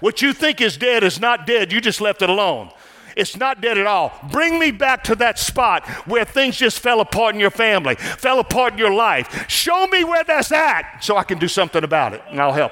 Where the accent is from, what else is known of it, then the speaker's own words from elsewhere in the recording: New Orleans, Louisiana, United States; I'm from New Orleans area, where jazz music, everything down there, and we're kind of a mixture of everything down there, Creole and stuff